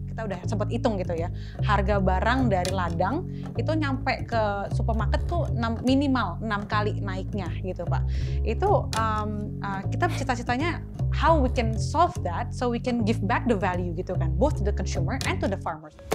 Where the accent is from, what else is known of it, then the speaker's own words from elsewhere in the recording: Jakarta, Indonesia; So I was born, uh, lahirnya di Jakarta